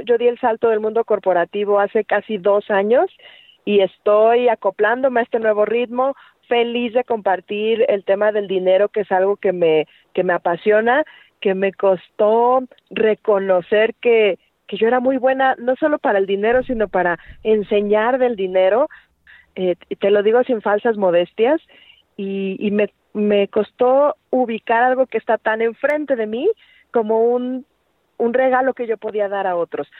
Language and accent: Spanish; Mexico; nada más es en México, ¿verdad? Y nada más es en la calle donde yo nací